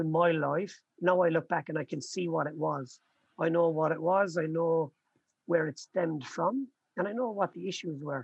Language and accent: English; Limerick, Munster, Ireland; I was born in Limerick in Ireland. I've got 9 brothers and sisters. You know, we grew up and lived in a council house on a council estate.